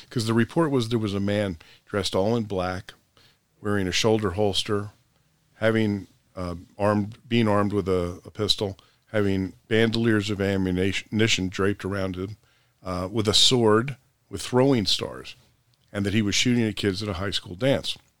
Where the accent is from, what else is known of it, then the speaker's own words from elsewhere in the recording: Princeton, New Jersey, United States; I was born and raised in Princeton, the college town.